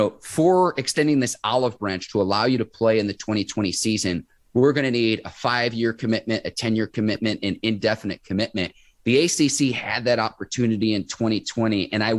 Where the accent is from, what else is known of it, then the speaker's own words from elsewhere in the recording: Midwest, United States; I'm from the Midwest.